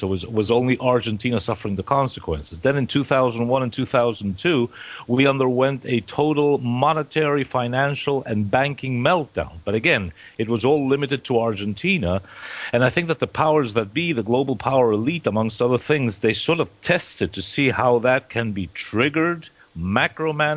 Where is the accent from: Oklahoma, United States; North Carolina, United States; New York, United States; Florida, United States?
New York, United States; New York City; accent: Queens; moved away; my English is about as good as English can get in Queens, New York